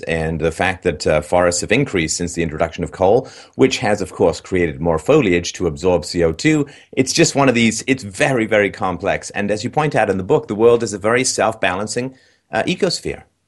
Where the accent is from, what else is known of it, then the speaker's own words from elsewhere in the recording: England, United Kingdom; I grew up in England